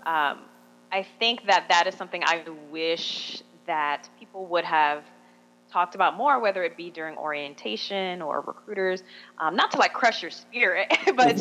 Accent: Miami, Florida, United States; also born or lived in Busan, South Korea; I'm originally from Miami

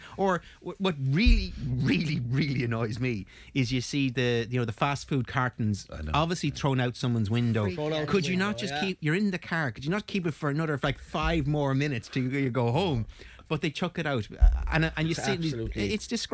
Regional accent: Kinsale, Munster, Ireland; we grew up in Kinsale

